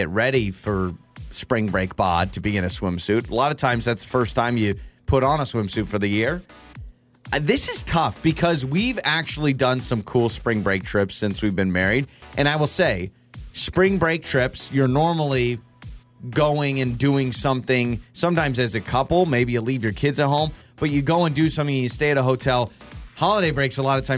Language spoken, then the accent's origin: English; North Idaho, United States; I grew up in North Idaho where spring break was not like 75 and sunny